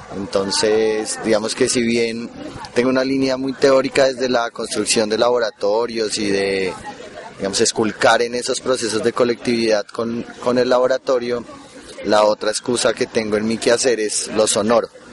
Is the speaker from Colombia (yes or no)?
yes; Bogotá, Colombia; yo vengo de Bogotá